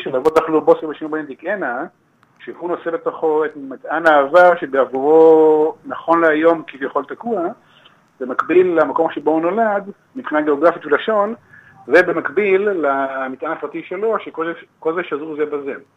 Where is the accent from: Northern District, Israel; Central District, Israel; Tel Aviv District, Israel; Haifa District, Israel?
Central District, Israel; Givat HaShlosha; גדלתי בקיבוץ גבעת שלושה